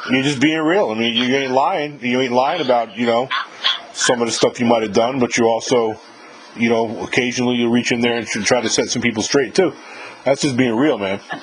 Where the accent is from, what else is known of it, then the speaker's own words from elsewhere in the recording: New York, United States; moved away; I'm from New York originally